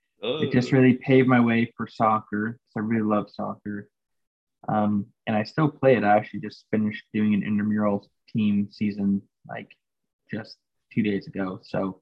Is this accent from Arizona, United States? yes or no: yes; Phoenix, Arizona, United States; I was born in Phoenix